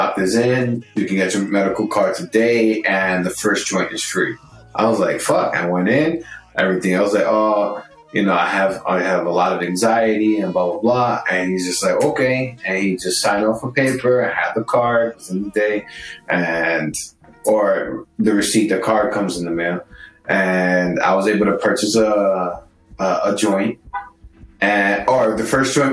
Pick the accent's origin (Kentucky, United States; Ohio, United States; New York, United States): New York, United States; also born or lived in California; for us, I think New Yorkers is like, this is our home state